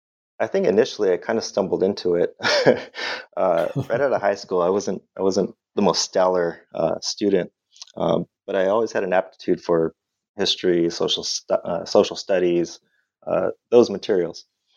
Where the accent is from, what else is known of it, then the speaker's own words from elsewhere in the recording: La Habra, California, United States; also born or lived in Montebello, California; I'm from Southern California originally. I was born in Montebello, California, which is a suburb east of East LA. So you'll see a theme here. Grew up in La Habra, California, in Northern Orange County, a place that I'm sure you're familiar with.